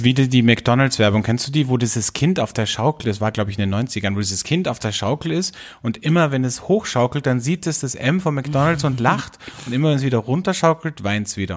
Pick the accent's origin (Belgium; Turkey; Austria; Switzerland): Austria; bei uns in Österreich